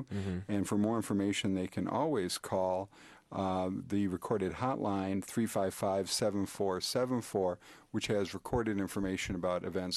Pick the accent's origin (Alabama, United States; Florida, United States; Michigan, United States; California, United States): Michigan, United States; Upper Peninsula of; I'm originally from the Upper Peninsula, came out of a paper mill up in the UP